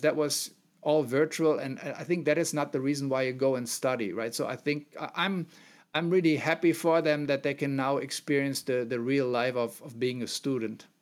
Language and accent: English; Mönchengladbach, North Rhine-Westphalia, Germany; also born or lived in Aachen; I'm born and raised in the center of Germany more, and so not in Bavaria, in a very small town that is part of a city of Mönchengladbach